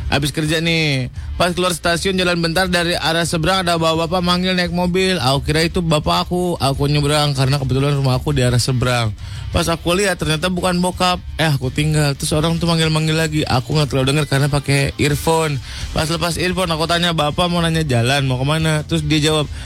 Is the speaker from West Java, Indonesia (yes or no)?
yes; Bongas, West Java, Indonesia; ada Siska di kampung gue tuh ada Om kampung gue tuh ada di Bongas, Cirebon.